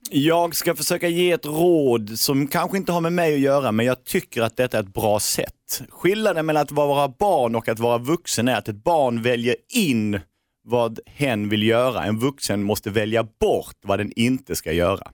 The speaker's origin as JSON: {"language": "Swedish", "town": "Norrköping", "region": "Östergötland", "country": "Sweden", "said": "i Norrköping där vi kommer ifrån"}